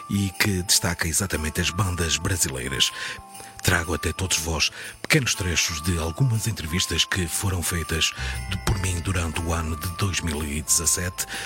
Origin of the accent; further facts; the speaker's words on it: Portugal; sou português